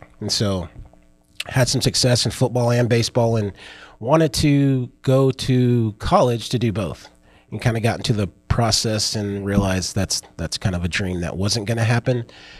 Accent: Illinois, United States; born there; also born or lived in North Carolina / Philippines / Germany; I was born in Illinois. And then we went to North Carolina and then went to Philippines.

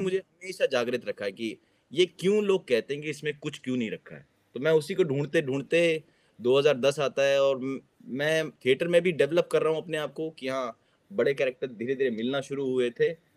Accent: Delhi, India; moved away as an adult; now in South Korea; दिल्ली का रहने वाला हूँ दिल्ली से कोरिया आया हूँ

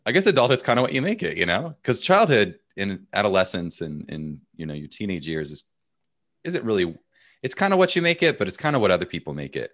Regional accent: United States; as an American

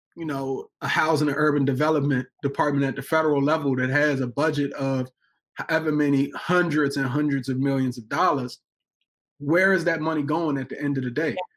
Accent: Washington, District of Columbia, United States; being in Washington, D.C., my hometown

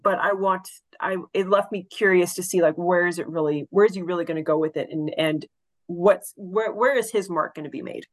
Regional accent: Texas, United States; accent: southern; I am from Texas

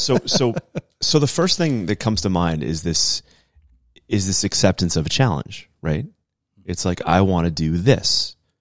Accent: New England, United States; being an American, um, and growing up in New England

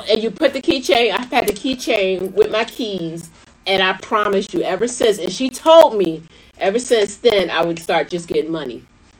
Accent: Philadelphia, Pennsylvania, United States; my hometown, Philadelphia.

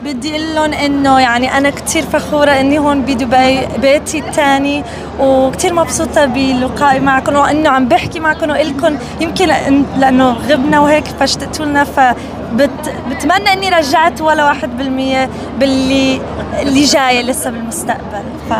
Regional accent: United States; تربيت بامريكا

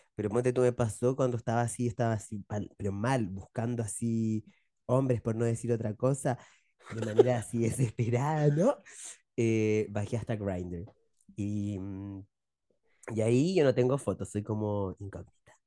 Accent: Chile; Nosotros somos bastante chilenos

